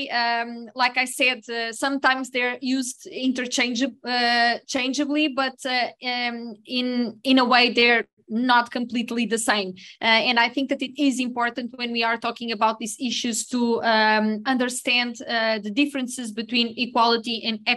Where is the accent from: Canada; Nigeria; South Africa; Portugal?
Portugal; I'm a pharmacist from Portugal.